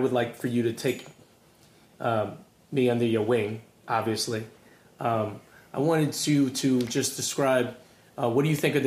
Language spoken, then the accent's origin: English; Long Island, New York, United States; I'm from Long Island